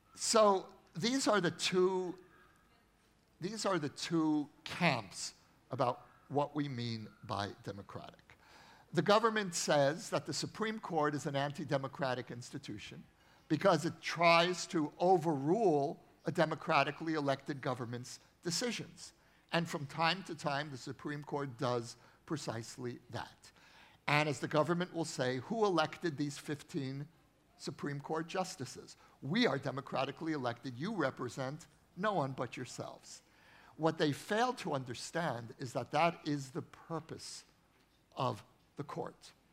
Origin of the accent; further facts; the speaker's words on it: United States; now in Israel; I grew up in the United States, as you can hear from my accent